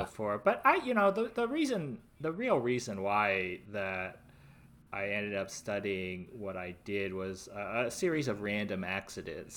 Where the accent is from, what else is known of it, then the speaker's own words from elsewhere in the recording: Los Angeles, California, United States; I'm from the Lo, Greater Los Angeles area and a cluster of suburbs